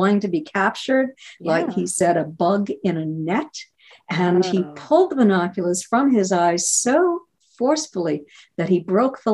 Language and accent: English; New Hampshire, United States; moved away; I grew up in New Hampshire and lived there for years.